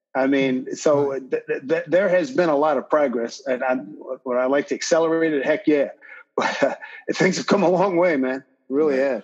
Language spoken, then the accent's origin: English; Philadelphia, Pennsylvania, United States; born and raised in Philly